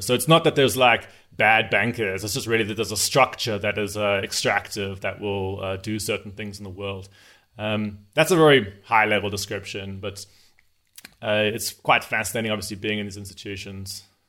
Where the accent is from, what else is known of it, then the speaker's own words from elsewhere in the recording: South Africa; also born or lived in Zimbabwe; I'm from South Africa, uh, although my family's from Zimbabwe. So I grew up in Southern Africa